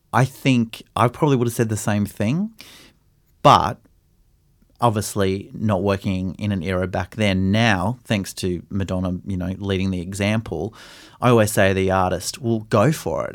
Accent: Brisbane, Queensland, Australia; growing up in Brisbane in the eighties and nineties

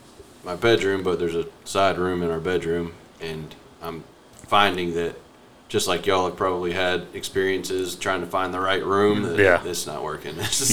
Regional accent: Washington, District of Columbia, United States; now in Augusta, United States; I was born in Washington, D.C., actually.

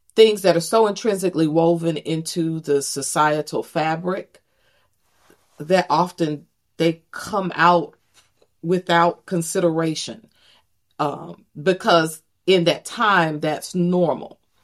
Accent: Greenville, North Carolina, United States; also born or lived in Texas; grew up in, in, in Greenville, North Carolina

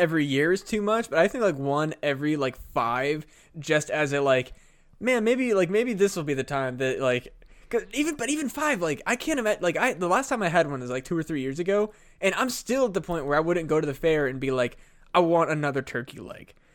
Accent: Burlington, Iowa, United States; going to the music festival in Burlington

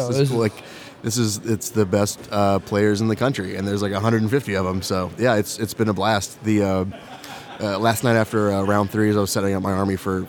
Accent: Texas, United States; I'm from Texas.

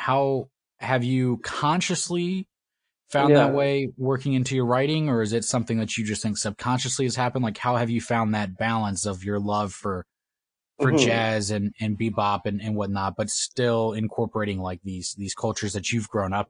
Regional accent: United States; I'm from the States. Like I grew up here.

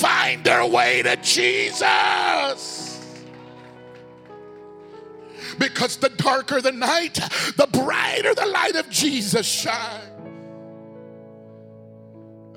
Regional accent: Phoenix, Arizona, United States; I'm from South Phoenix. And we don't back down from anything.

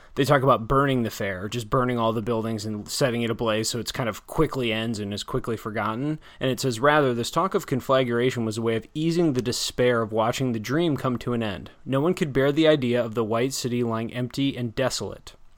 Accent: near Chicago, Illinois, United States; growing up near Chicago

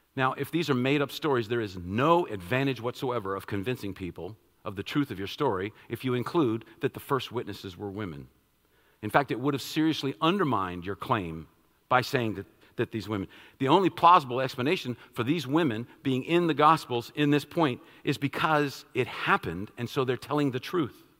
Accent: Washington, District of Columbia, United States; I'm from Washington, D.C., I, I, I love all things Washington

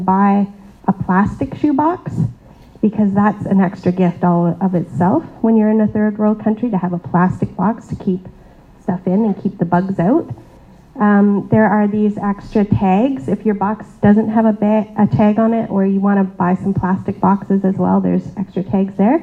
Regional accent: Canada; I was born in Canada. I have the privilege of being born in a pretty affluent country

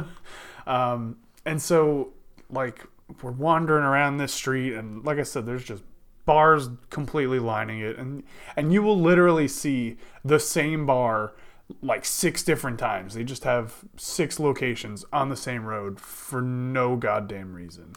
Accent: New Jersey, United States; also born or lived in Texas; I'm from Jersey

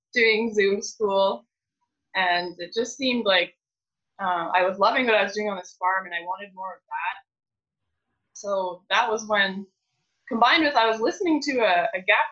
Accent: Belmont, Ontario, Canada; I'm from Belmont, Ontario. I grew up on a grain farm

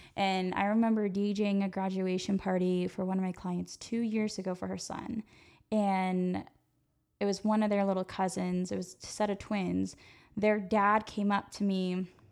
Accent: Yuba City, California, United States; I grew up in Yuba City, California.

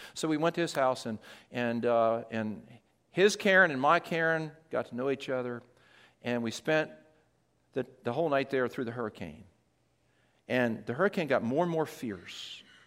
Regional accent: Delaware, United States; moved away; I was from Delaware

